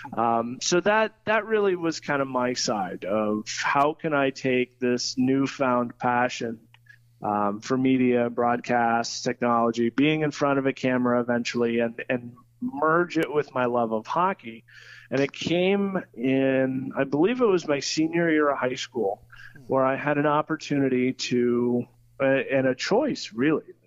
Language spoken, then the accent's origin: English; Troy, Ohio, United States; also born or lived in London, Ontario, Canada; I'm from Troy. Uh, I was born here in Troy, um, raised mostly in Troy. I, I, split my childhood between two hometowns, uh, Troy, Ohio, and London, Ontario, Canada